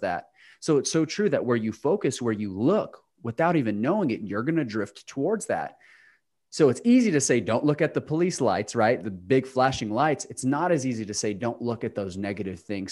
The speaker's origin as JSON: {"language": "English", "region": "New Mexico", "country": "United States", "moved": "yes", "lives_now": "Charlotte, United States", "said": "I'm from New Mexico"}